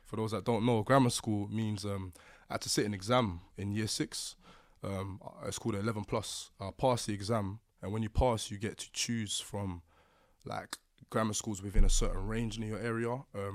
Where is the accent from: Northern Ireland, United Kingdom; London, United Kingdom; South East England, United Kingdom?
London, United Kingdom; Lewisham; So Lewisham originally.